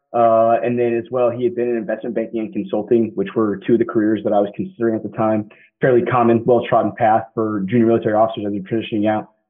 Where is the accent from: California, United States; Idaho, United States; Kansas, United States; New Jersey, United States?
Kansas, United States; Derby; moved away as an adult; also born or lived in Massachusetts / Wilmington, North Carolina; I grew up outside Wichita, Kansas small little town called Derby, about 30,000 folks or so